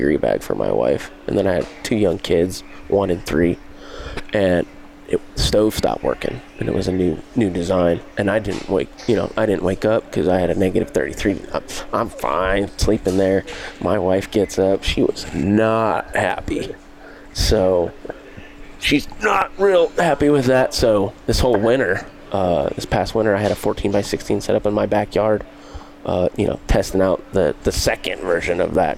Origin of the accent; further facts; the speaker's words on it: Grand Junction, Colorado, United States; grew up in Junction